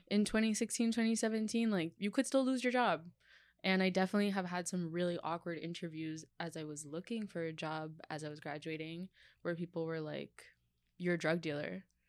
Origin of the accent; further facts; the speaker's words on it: New York, United States; I grew up in New York, and my parents worked a lot